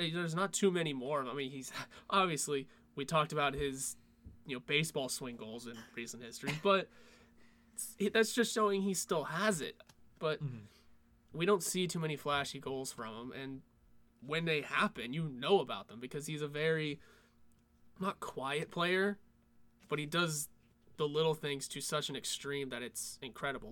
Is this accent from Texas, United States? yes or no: no; Pittsburgh, Pennsylvania, United States; we're from Pittsburgh